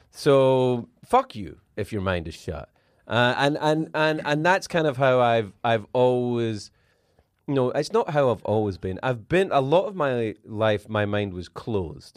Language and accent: English; Scotland, United Kingdom; I'm from Scotland